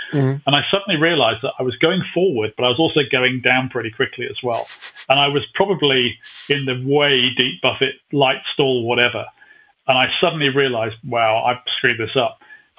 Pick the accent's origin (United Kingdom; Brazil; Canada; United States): United Kingdom; Again, being typically British, we put the Genie nuclear missile and we actually fitted it onto the side of the fuel tank.